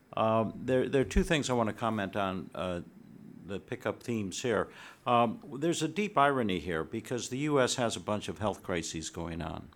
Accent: Midwest, United States; now in Fairfax County, Virginia, United States; I happen to live in Fairfax County, Virginia. I'm also from the Midwest

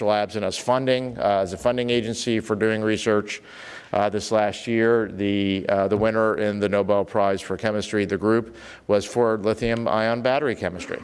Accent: Oklahoma, United States; I was growing up in Oklahoma.

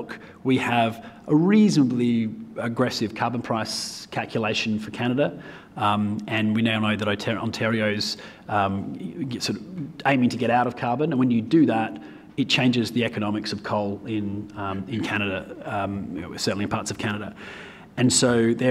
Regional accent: Australia; I am from Australia

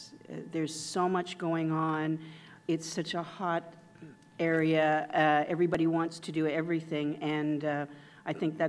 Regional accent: Canada; I'm a Canadian and an incrementalist.

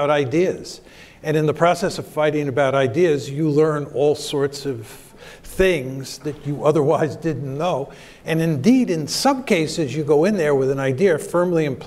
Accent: United States; I was born in the United States of America

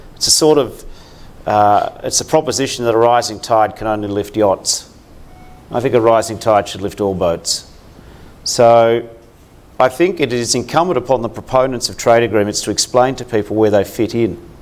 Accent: Australia; As an Australian

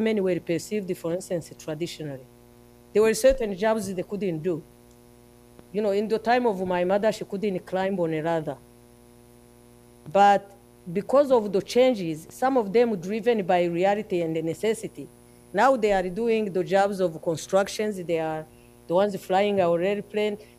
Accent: Rwanda; our country

